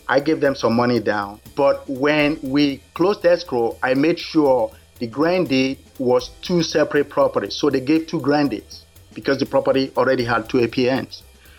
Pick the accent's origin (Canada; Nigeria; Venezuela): Nigeria; moved away as an adult; now in United States; I was born in Nigeria. I moved to the U.S. in 1981.